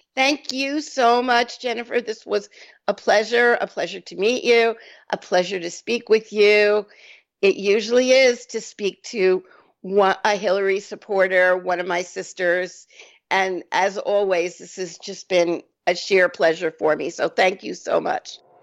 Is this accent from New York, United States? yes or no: yes; New York, United States; I'm a New Yorker